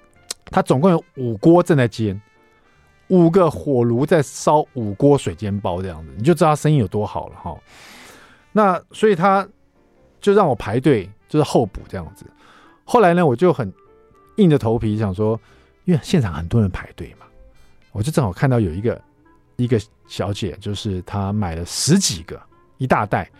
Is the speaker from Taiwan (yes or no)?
yes; Hsinchu, Taiwan; 我们也是新竹来的啊，你们也是新竹来的？新竹是美食沙漠，是不是？